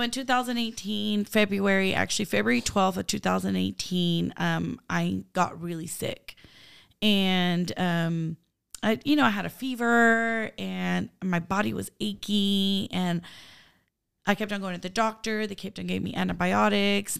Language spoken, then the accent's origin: English; Turlock, California, United States; also born or lived in San Francisco, California / Honduras; I grew up in Turlock